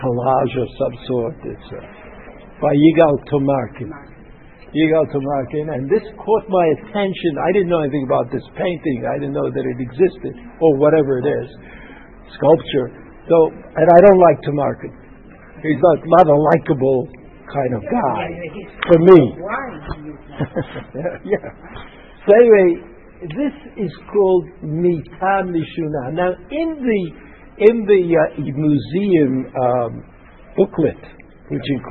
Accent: New York, United States; growing up in New York

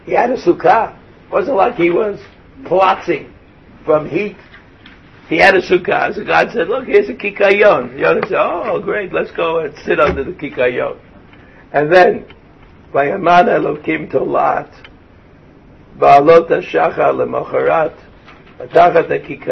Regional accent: Brooklyn, New York, United States; moved away; I come from Brooklyn. There's no realia in Brooklyn. Nothing ever planted in Brooklyn grew

